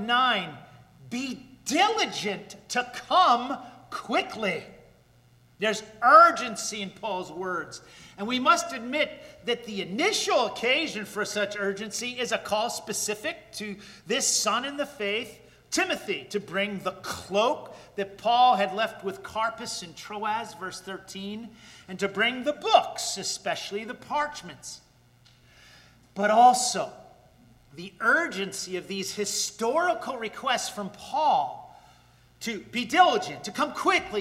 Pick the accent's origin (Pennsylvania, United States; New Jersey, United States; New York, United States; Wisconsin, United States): New Jersey, United States; Paterson; my hometown of Paterson, New Jersey